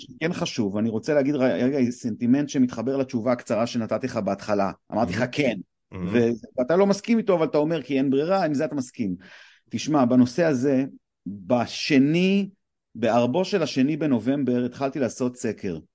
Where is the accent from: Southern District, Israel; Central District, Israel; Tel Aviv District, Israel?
Tel Aviv District, Israel; Bat Yam; also born or lived in Los Angeles; now in Tel Aviv, Israel; אני תל אביב מבת ים